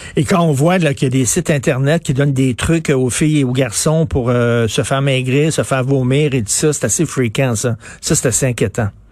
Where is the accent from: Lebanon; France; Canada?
Canada; Montreal, Quebec; je viens de Verdun